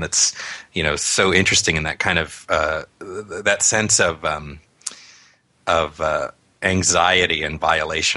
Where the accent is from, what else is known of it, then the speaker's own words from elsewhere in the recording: near Newport Beach, Southern California, United States; sort of near Newport Beach, where we grew up in Southern California